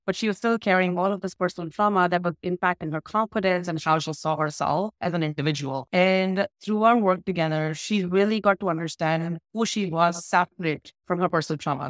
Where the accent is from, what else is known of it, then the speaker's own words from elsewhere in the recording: Jaipur, Rajasthan, India; I up in India in a city called Jaipur